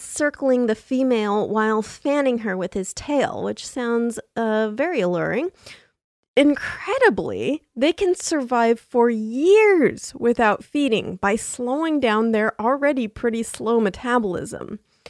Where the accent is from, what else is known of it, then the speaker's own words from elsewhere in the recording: Slovenia; English is a second language; I'm from Slovenia, and one of our symbols, kind of, is the Kloveska ribica